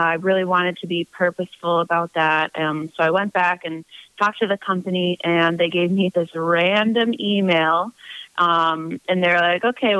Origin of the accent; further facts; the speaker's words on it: United States; moved away; also born or lived in Seville, Spain; as an American to find private tutoring gigs